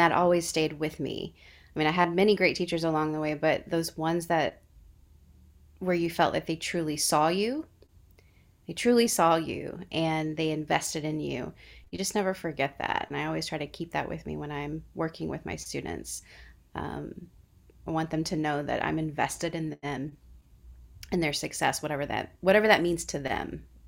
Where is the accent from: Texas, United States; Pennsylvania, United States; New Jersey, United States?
Texas, United States; Houston; now in New York City, United States; I grew up in Houston, Texas, completely different planet from New York City